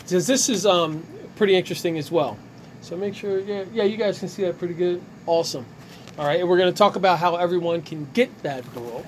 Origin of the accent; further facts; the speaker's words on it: Ewing Township, New Jersey, United States; we're all from Ewing Township